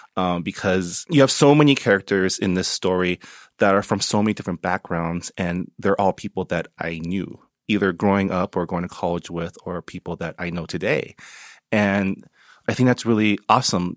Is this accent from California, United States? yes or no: yes; San Gabriel Valley, California, United States; I grew up in the San Gabriel Valley, so I always grew up amongst Asians